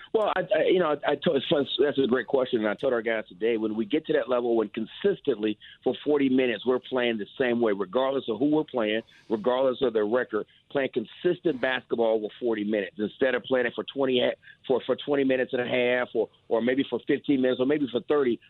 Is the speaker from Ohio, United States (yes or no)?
yes; Ohio, United States; moved away; I'm from Ohio